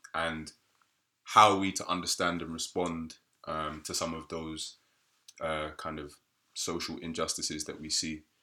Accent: United Kingdom; black British people

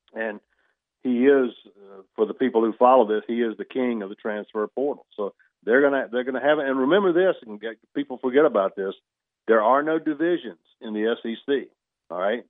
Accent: Union Point, Georgia, United States; come from my hometown. I live in a suburb of Greensboro called Union Point, fifteen hundred people

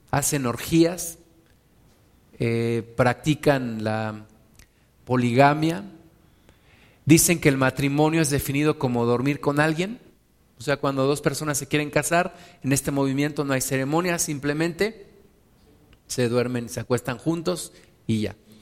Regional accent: Mexico; donde yo me congregaba, donde yo nací en la, congregación en México

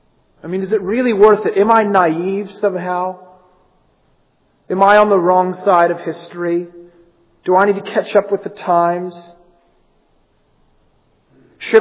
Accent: United States; moved away as an adult; I come from the United States, and one of the most shocking things for me and Amy moving here from America

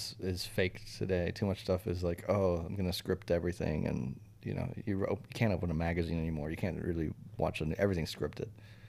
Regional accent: Brazil; born there; also born or lived in Switzerland; I've lived in, you know, three continents. I was born in Brazil. I speak four languages.

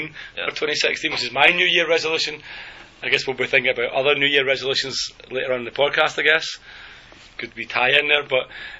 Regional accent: Glasgow, Scotland, United Kingdom; now in South Korea; I was flying home from Dubai to Glasgow

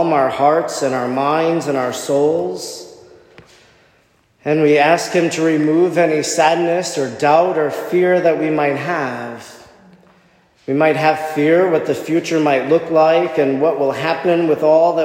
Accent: Oconto, Wisconsin, United States; I grew up in Oconto

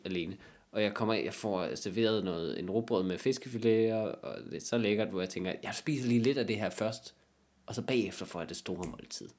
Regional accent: Jutland, Denmark; i Jylland, hvis du er alene med nogen, ikke, i min hjemstavn

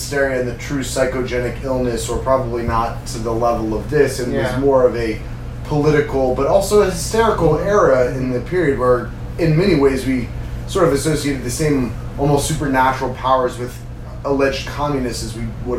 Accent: Kansas, United States; I've been growing up in Kansas.

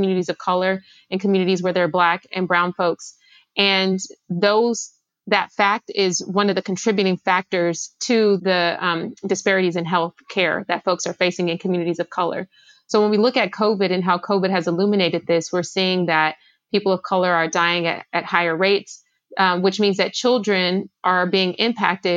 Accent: Los Angeles, California, United States; I grew up in South Los Angeles

